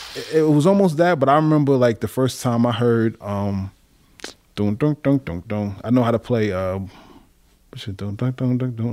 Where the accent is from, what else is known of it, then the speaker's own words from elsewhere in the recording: New York City, New York, United States; also born or lived in Manhattan / Brooklyn Heights; I was born, uh, Manhattan, uh, Saint Luke's Women's Hospital up in East Harlem. And then I grew up, um, at that time my parents lived Brooklyn Heights, but then I grew up in Queens mainly